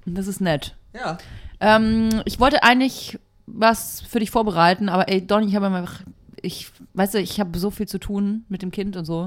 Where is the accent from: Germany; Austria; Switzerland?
Germany; Nuremberg, Bavaria; moved away; wieder in Nürnberg und bin in die Kirche gegangen, ja. in der ich getauft wurde